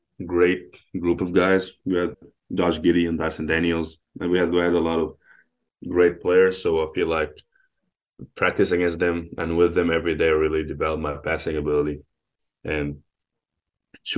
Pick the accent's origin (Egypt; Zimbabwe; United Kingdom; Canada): Egypt; now in United States; growing up in Egypt